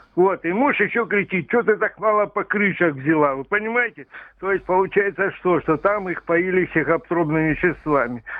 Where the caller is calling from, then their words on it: Rostov-on-Don, Rostov Oblast, Russia; я звоню из Ростова-на-Дону